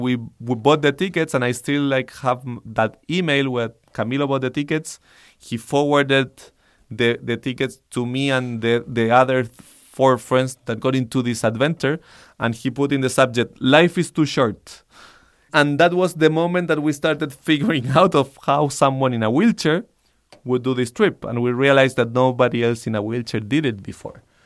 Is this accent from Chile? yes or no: yes; Santiago, Santiago Metropolitan Region, Chile; I I grew up in Santiago, Chile